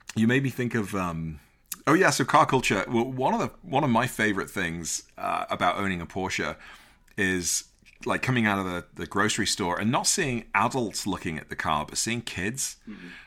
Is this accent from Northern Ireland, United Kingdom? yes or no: no; Liverpool, North West England, United Kingdom; growing up in Liverpool